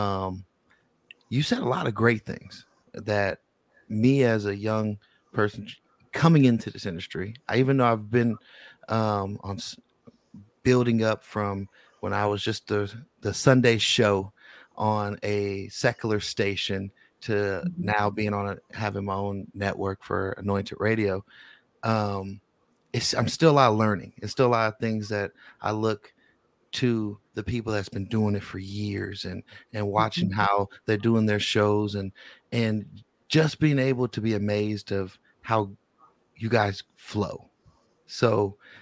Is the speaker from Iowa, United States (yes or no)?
no; Bay Area, California, United States; now in Las Vegas, United States; I always talk about my soil. You know, I love Las Vegas, but I was born in the Bay Area